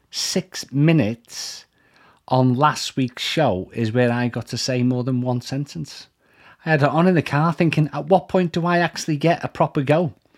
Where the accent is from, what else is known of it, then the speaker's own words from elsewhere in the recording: Liverpool, North West England, United Kingdom; accent: Scouse; I'm Scouse